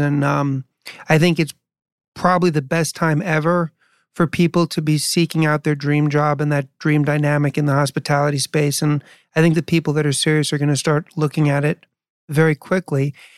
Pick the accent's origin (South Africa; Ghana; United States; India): United States; New York City, New York; I was born in New York and I lived there in 70s and 80s